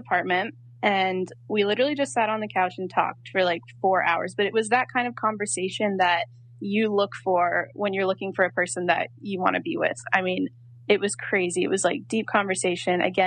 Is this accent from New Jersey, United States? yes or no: no; North Carolina, United States; I'm from North Carolina